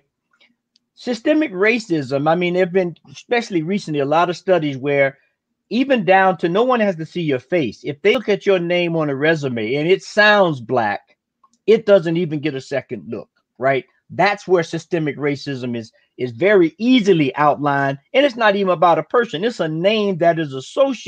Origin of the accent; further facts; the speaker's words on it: the South, United States; I grew up in the South during the 60s